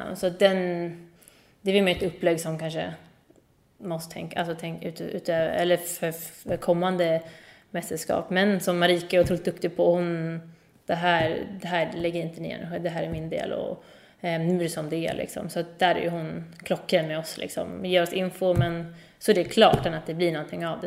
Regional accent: Sweden; moved away as an adult; now in Montpellier, France; hemma i Sverige

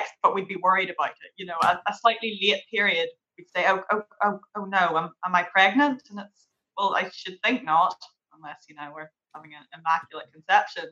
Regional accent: Derry, Northern Ireland, United Kingdom; I'm from Derry.

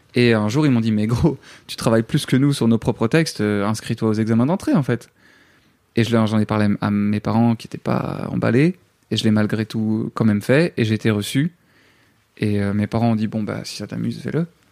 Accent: Namur, Wallonia, Belgium; moved away as an adult; now in Paris, France; tu quittes tous tes repères en tant que Belge, tu quittes ton pays

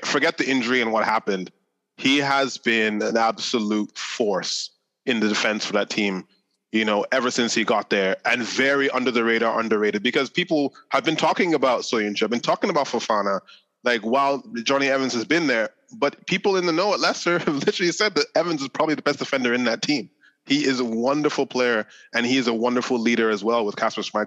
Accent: Oman; growing up in Oman

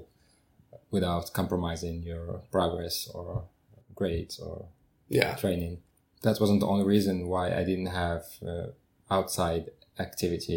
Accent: Casablanca, Casablanca-Settat, Morocco; moved away as an adult; now in Paris, France; I was born and raised in Casablanca, and I've only moved

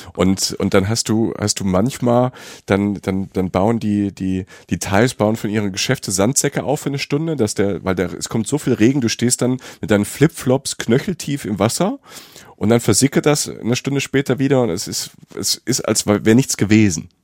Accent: Rhineland-Palatinate, Germany; Pfalz, um mal Werbung zu machen für meine Heimat.

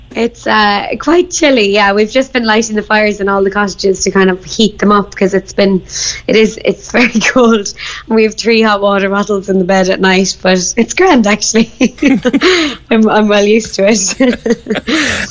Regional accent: Bandon, Munster, Ireland; moved away as an adult; also born or lived in London; I'm from Bandon

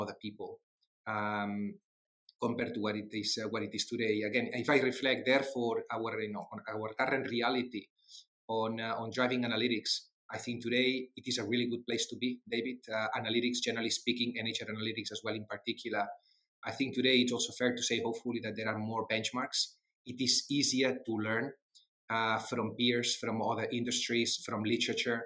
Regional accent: Barcelona, Catalonia, Spain; accent: Spanglish; English is a second language; moved away as an adult; also born or lived in Netherlands / Switzerland; I'm definitely not from the UK. I was born in Barcelona. That's where I studied.

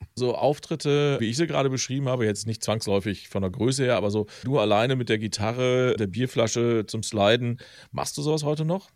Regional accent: Velbert, North Rhine-Westphalia, Germany; Ich komme übrigens aus Felbert, also einmal den Berg hoch.

